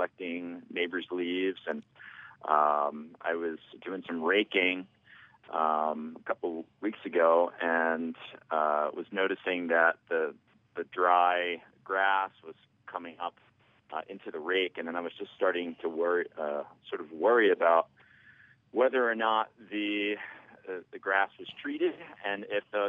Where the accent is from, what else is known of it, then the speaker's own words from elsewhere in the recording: New Jersey, United States; moved away as an adult; also born or lived in Princeton, New Jersey; now in Lakewood, Colorado, United States; I am in Lakewood, Colorado, but I was born and bred in New Jersey.